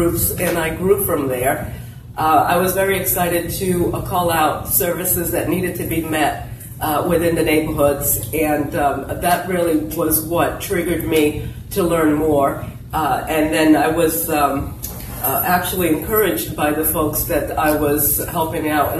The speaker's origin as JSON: {"language": "English", "town": "New Bedford", "region": "Massachusetts", "country": "United States", "tie": "born or raised there", "second_language": "English", "said": "I am an immigrant. I came here at the age of 5"}